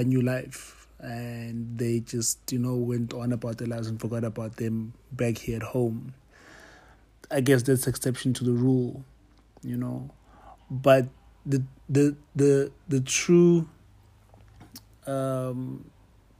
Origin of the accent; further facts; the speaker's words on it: Johannesburg, Gauteng, South Africa; I grew up in Pimville